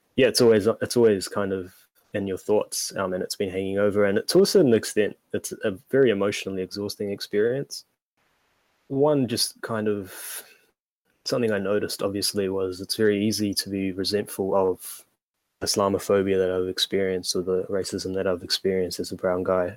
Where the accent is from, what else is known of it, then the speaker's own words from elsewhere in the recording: Auckland, New Zealand; in 1998, out west, uh, and I've been there for my whole life